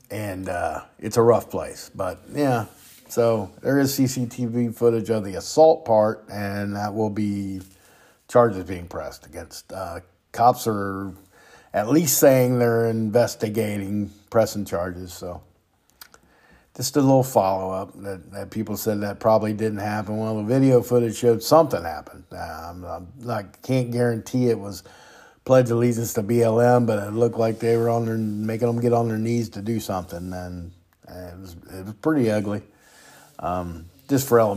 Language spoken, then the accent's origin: English; United States; as American people